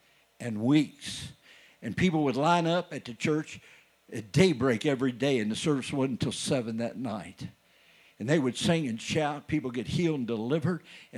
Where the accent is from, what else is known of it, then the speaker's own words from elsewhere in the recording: Clarksville, Indiana, United States; My dad and I was raised in Clarksville, Indiana.